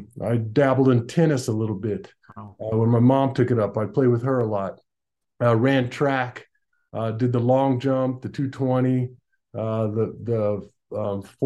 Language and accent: English; Tucson, Arizona, United States; I was brought up in Tucson, Arizona, born and raised in Tucson